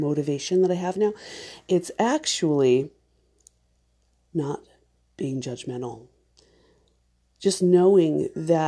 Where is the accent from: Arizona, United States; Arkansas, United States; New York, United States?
Arizona, United States; Mesa; also born or lived in Gilbert, Arizona; We grew up in Mesa and then in Gilbert, Arizona